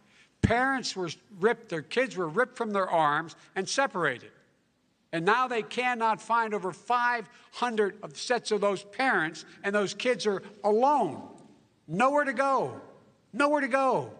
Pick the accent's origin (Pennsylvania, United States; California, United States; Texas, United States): Pennsylvania, United States; Scranton; also born or lived in Claymont, Delaware; They're the decisions you're making in the middle-class families like I grew up in Scranton and Claymont.